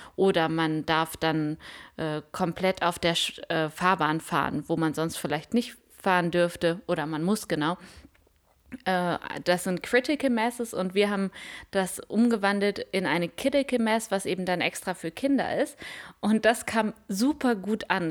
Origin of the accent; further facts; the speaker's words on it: Münster, North Rhine-Westphalia, Germany; now in Rostock, Germany; Ich komme aus Münster